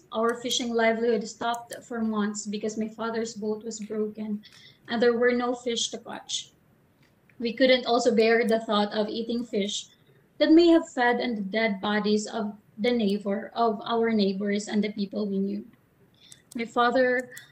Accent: Salcedo, Eastern Visayas, Philippines; I grew up in Materino, Salcedo, Eastern Samar, with fond memories of a happy childhood

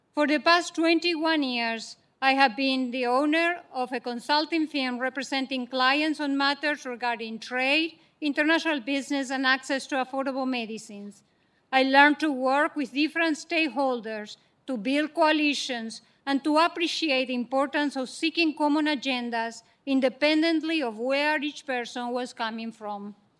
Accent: Argentina; now in United States; I am the youngest of seven children born and raised in Argentina.

